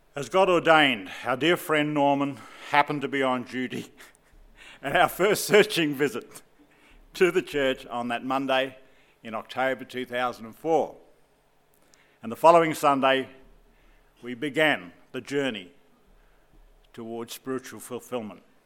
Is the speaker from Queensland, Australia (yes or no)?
yes; Southport, Queensland, Australia; I hail from Southport, Queensland